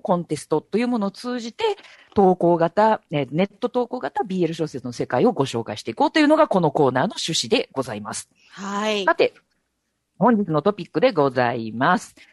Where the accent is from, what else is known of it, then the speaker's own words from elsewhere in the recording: Osaka, Japan; 私、大阪出身なので